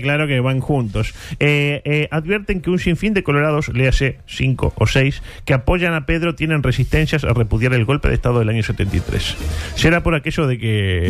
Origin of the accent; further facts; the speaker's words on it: Uruguay; como uruguayos